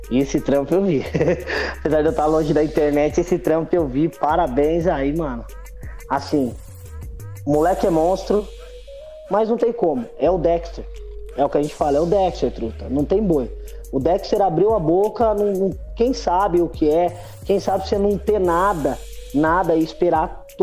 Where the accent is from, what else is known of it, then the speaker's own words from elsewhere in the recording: Ubatuba, São Paulo, Brazil; also born or lived in Lorena; Eu sou nascido em Lorena, Vale, Vale é Zica, e eu fui para Ubatuba bem novo.